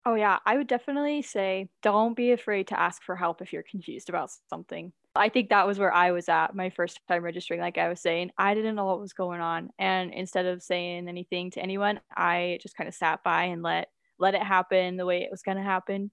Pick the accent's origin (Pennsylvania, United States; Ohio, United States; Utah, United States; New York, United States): Utah, United States; Logan; I'm actually from Logan